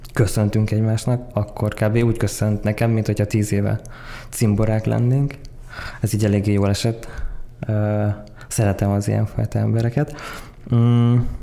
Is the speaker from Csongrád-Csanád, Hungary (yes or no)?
no; Tokaj, Borsod-Abaúj-Zemplén, Hungary; moved away as an adult; also born or lived in Miskolc; now in Budapest, Hungary; 95-ben születtem Miskolcon, Tokajban nőttem fel